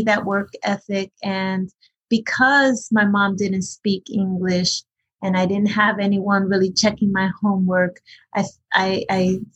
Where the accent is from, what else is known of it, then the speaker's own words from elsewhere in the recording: Paterson, New Jersey, United States; English is a second language; also born or lived in Hackensack, New Jersey; I was born in Hackensack, New Jersey, raised in Paterson